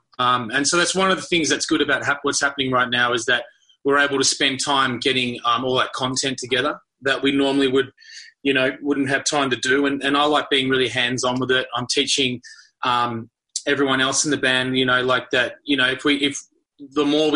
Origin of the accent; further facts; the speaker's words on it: Australia; moved away as an adult; now in United States; growing up in Australia